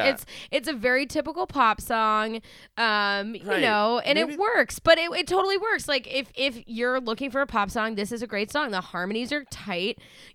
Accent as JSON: {"language": "English", "town": "Acton", "region": "Massachusetts", "country": "United States", "said": "I'm from Acton."}